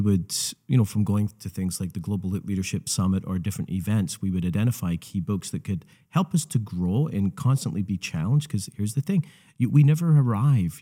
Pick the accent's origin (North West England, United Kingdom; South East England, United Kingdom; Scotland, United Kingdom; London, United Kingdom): Scotland, United Kingdom; moved away; my home country